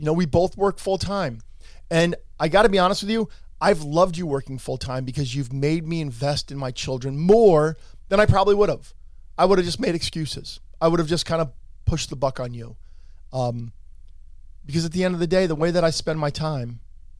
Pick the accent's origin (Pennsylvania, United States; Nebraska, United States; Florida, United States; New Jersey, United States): New Jersey, United States; Allendale; I'm from Bergen County. I'm an Allendale boy